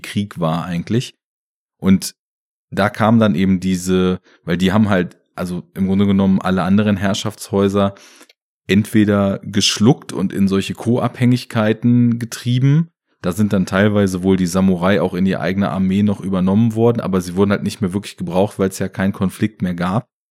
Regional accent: Germany; bei uns in Deutschland

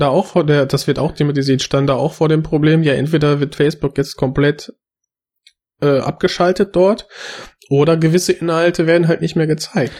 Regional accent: Germany; ich bin hier aufgewachsen

